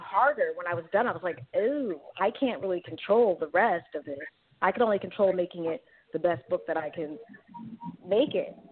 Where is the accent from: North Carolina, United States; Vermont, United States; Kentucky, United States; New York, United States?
New York, United States; New York City; moved away as an adult; also born or lived in San Francisco, California; now in Bay Area, California, United States; I grew up in Queens, New York